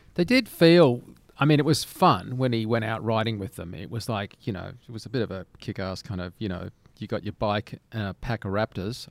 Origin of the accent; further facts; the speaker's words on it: Australia; being an Australian